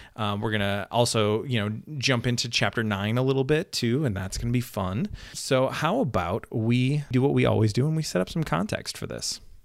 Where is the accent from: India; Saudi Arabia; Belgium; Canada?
Canada; I'm Canadian